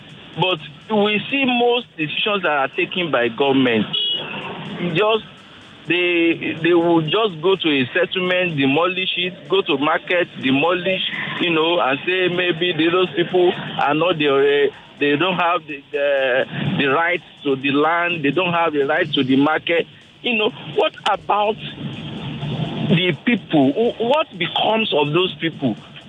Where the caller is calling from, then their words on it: Agbado, Ogun State, Nigeria; I'm calling from Agbado.